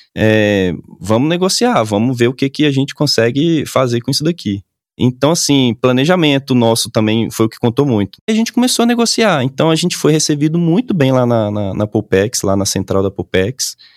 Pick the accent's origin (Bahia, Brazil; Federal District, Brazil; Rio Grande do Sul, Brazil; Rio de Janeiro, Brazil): Bahia, Brazil; Salvador; moved away as an adult; now in Brasília, Brazil; eu sou de Salvador